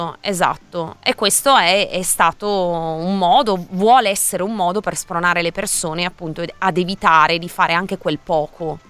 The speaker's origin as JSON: {"language": "Italian", "town": "Milan", "region": "Lombardy", "country": "Italy", "said": "sono di Milano"}